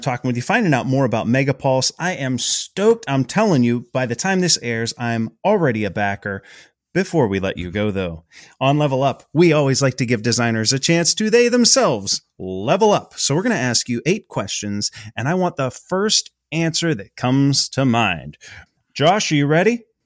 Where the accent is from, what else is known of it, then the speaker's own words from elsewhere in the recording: Pittsburgh, Pennsylvania, United States; We're from Pittsburgh.